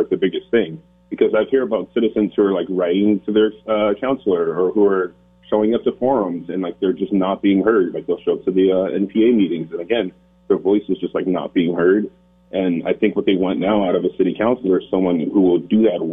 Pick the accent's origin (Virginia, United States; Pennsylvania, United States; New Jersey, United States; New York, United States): Pennsylvania, United States; Philadelphia; now in Burlington, United States; I'm from Philadelphia